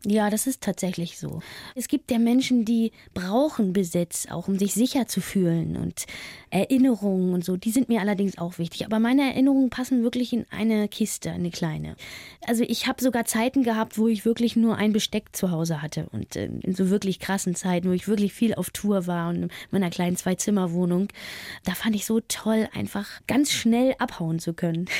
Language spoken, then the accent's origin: German; East Germany, Germany; also born or lived in Berlin; Ich liebe meine alte Heimat, den Osten